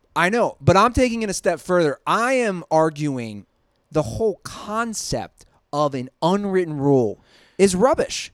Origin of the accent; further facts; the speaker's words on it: Cincinnati, Ohio, United States; I'm from Cincinnati